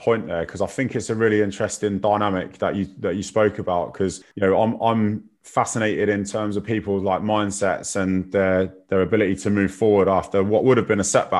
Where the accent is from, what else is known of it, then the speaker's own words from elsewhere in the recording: Kingston upon Thames, London, United Kingdom; also born or lived in Parsons Green, London; I grew up in Kingston. That's where I'm from.